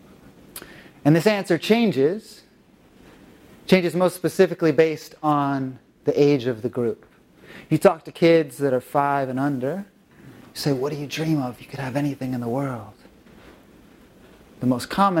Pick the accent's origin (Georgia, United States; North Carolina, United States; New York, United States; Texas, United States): North Carolina, United States; now in Los Angeles, United States; live in Los Angeles, but I'm from North Carolina originally